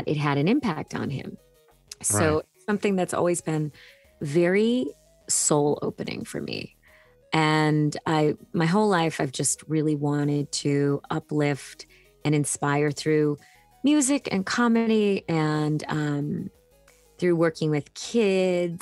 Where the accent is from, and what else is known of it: Hanson, Massachusetts, United States; born or raised there